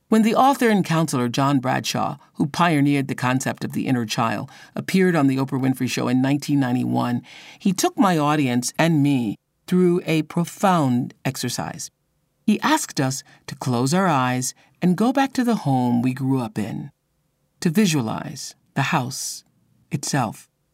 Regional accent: Mississippi, United States; I a woman born and raised in Mississippi when it was an apartheid state

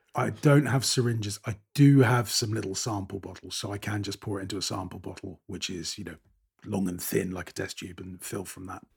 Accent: United Kingdom; I'm British

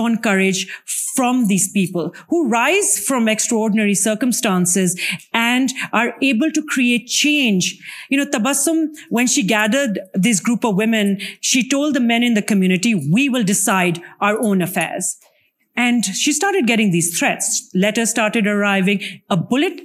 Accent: Pakistan; my home country of Pakistan

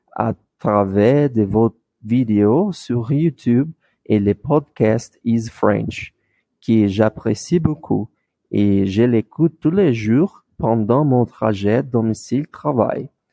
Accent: Brazil; French is a second language; je suis du Brésil

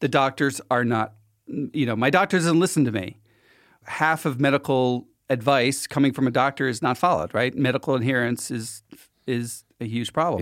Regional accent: Philadelphia, Pennsylvania, United States; I'm from Philly

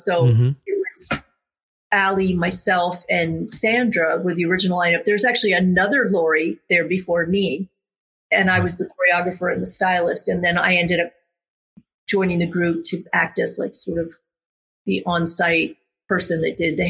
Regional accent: Florida, United States; I grew up in Florida.

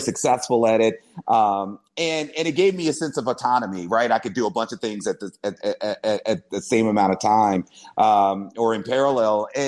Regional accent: Dallas, Texas, United States; I'm born and raised in Dallas

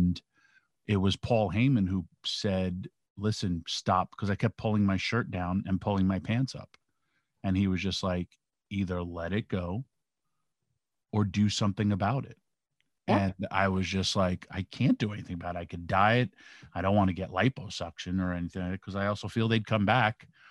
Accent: New York, United States; I'm from New York

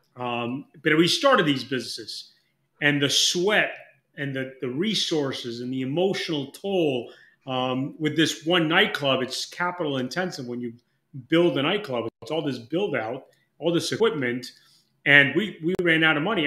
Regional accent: Mexico; moved away; I'm from Mexico originally. I'm dual citizen

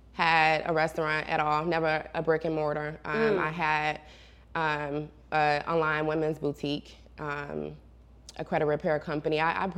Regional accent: Gary, Indiana, United States; now in Atlanta, United States; Yes, so it's crazy, to say the least, you know. It's such a big difference from being here in Atlanta because we don't have, like, skyscrapers and big tall buildings and malls

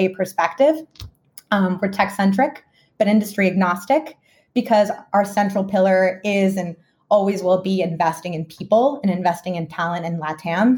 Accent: Dallas, Texas, United States; also born or lived in Guadalajara, Mexico / Boston; I did move to the United States at a young age, and I grew up in Dallas, Texas

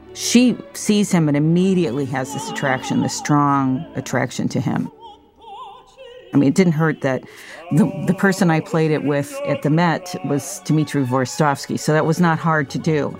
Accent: United States; as an American

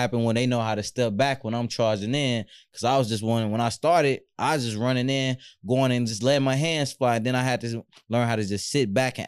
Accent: Louisiana, United States; I'm from Louisiana.

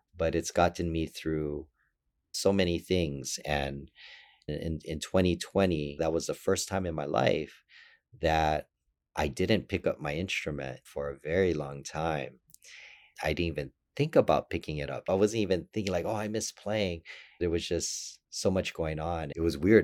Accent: Hawaii, United States; I was born and raised in Hawaii

